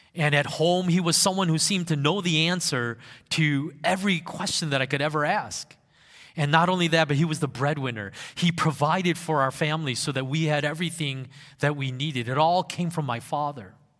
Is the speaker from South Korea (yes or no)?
yes; South Korea; moved away; in those younger years of my life, I grew up in Korea